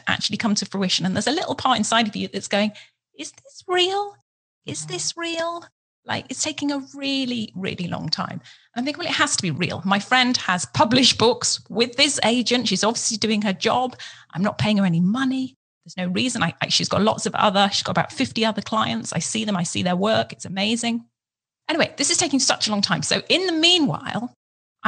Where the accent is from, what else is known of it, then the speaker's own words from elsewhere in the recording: England, United Kingdom; moved away as an adult; now in United States; I was in a brand new country. You know, I come from England. So I'm in America